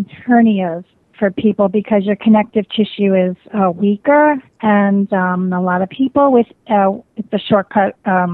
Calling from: Phoenix, Arizona, United States; I'm calling from Phoenix, Arizona.

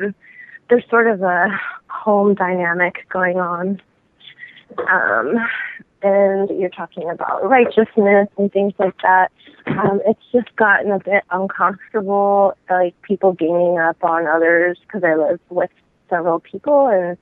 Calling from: California, United States; I'm calling from California.

